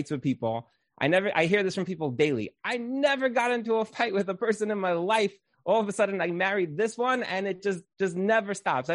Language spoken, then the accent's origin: English; Brooklyn, New York, United States; I grew up in Brooklyn